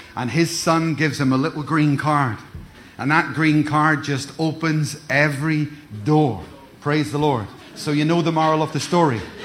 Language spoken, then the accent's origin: English; Ireland; also born or lived in Cardiff; now in Glasgow, United Kingdom; I'm, I'm from Ireland. I'm from Ireland. So many years ago, I was displaced. I was moved. I moved into Cardiff. I moved up to Glasgow